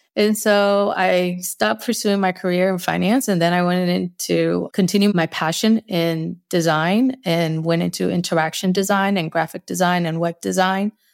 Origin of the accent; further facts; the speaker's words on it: Northeast, United States; accent: Northeast; Spanglish; first language Spanish; English is a second language; I might have my, my little Northeast accent, my little Spanglish accent.